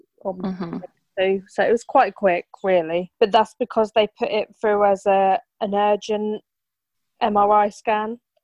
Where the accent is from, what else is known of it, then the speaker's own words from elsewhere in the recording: Milton Keynes, South East England, United Kingdom; I'm from Milton Keynes